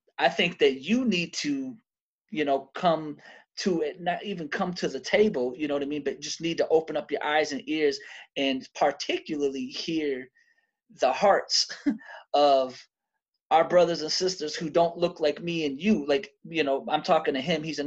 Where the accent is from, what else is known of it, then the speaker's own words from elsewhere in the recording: Detroit, Michigan, United States; I'm originally from Detroit. So I grew up half of my childhood in a black city, but then I grew up the other half of my childhood in white cities